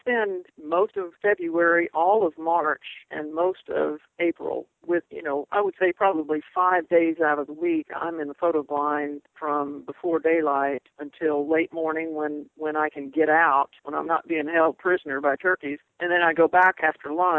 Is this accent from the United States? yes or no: yes; Ocala, Florida, United States; also born or lived in Kansas; I'm originally from Kansas, but I was raised in Ocala, near Ocala, Florida